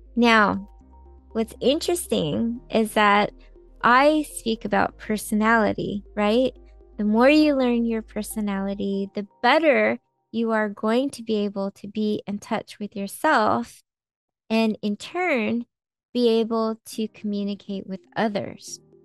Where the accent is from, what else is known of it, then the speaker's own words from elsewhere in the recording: California, United States; I am a native Californian, and so are my parents